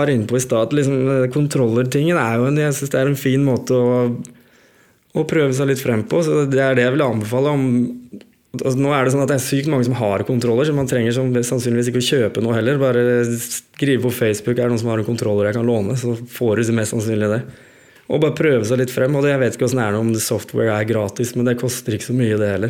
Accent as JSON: {"language": "Norwegian", "town": "Skien", "region": "Telemark", "country": "Norway", "said": "jeg er jo fra Skien"}